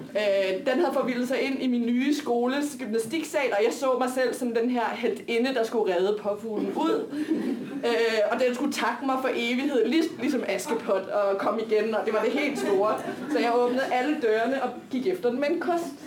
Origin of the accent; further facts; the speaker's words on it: Copenhagen, Capital Region of Denmark, Denmark; jeg er opvokset inde på Nørrebro i den sorte firkant med beton